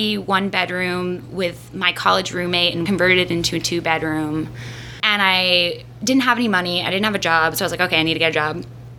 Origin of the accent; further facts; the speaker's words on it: Florida, United States; moved away; I was like 7, and I grew up in Florida